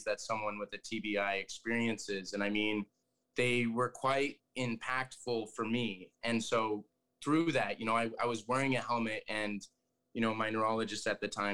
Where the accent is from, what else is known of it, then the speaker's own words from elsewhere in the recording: Colorado, United States; I grew up in Colorado